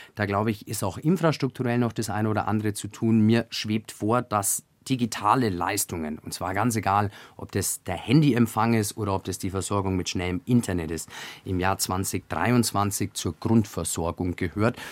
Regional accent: Augsburg, Bavaria, Germany; aus der Bezirkshauptstadt Augsburg, aus meiner Heimat

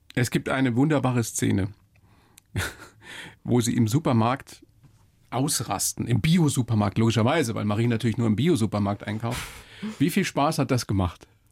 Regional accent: Upper Palatinate, Bavaria, Germany; aus der Oberpfalz, also aus meiner Heimat

